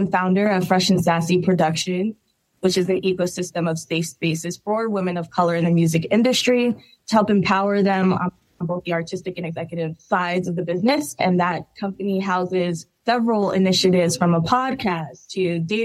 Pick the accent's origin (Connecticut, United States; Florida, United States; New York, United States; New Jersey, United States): New Jersey, United States; moved away as an adult; now in Los Angeles, United States; I'm originally from New Jersey, and I was relocated to LA about 5 years ago now